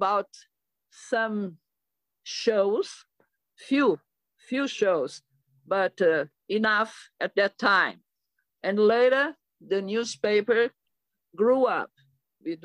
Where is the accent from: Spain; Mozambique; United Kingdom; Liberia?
Mozambique; moved away as an adult; now in São Paulo, Brazil; I was born in Mozambique, East Africa, in the Indian Ocean, ex-Portuguese colony.